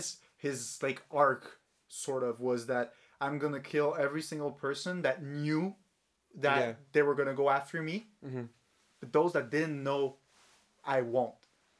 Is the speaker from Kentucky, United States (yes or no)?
yes; Kentucky, United States; I'm from Kentucky, and I'm 36 years old.